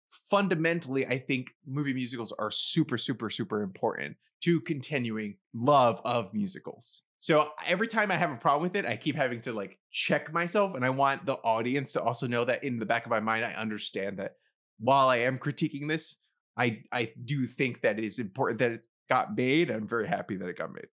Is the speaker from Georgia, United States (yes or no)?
no; New York City, New York, United States; moved away as an adult; now in New Jersey, United States; I live near New York City. I grew up in New York City.